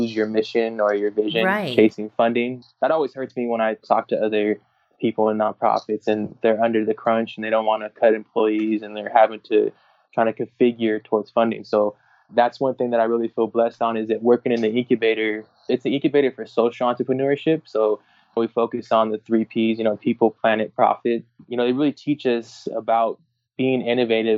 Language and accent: English; Orange County, California, United States; I grew up in Orange County